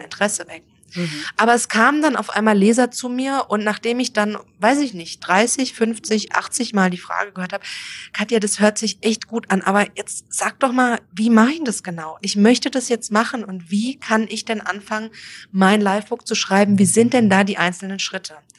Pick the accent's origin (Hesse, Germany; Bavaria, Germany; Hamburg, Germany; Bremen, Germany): Hesse, Germany; near Frankfurt; moved away as an adult; also born or lived in Mexico; ich bin komme aus Deutschland, geboren in der Nähe von Frankfurt ähm, und dort zur Schule gegangen.